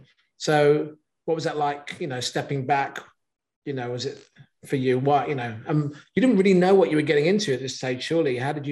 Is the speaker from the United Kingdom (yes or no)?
yes; England, United Kingdom; accent: English; my English accent